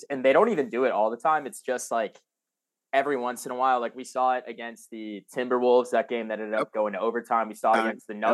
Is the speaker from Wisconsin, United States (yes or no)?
no; Columbia, South Carolina, United States; also born or lived in Massachusetts; I'm I'm from Massachusetts area originally. I now um, yeah, I grew up in Columbia, South Carolina